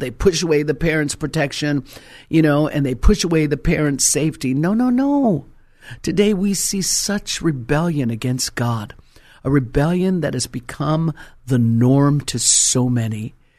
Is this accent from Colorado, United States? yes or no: yes; Colorado, United States; moved away; was originally, uh, born and raised in Colorado